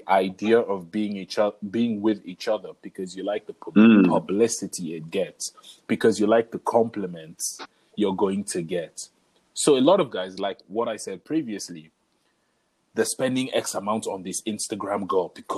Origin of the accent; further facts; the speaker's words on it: Nigeria; we are Nigerian